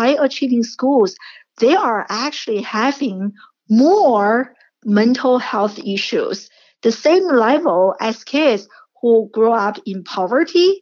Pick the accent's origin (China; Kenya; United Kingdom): China; moved away; I grew up in China